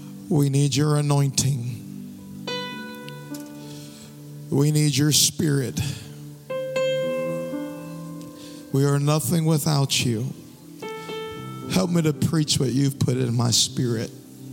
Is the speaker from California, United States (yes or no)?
no; Louisiana, United States; If you notice, I was born and raised in Louisiana, but I don't have a Louisiana accent.